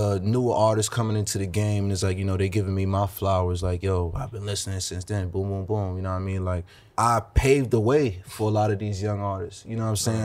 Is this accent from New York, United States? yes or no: yes; New York City, New York, United States; not only am I from New York, I'm from Brooklyn